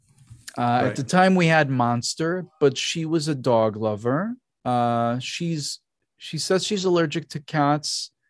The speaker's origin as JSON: {"language": "English", "country": "Israel", "said": "I'm from Israel. There were right. a lot of street cats there."}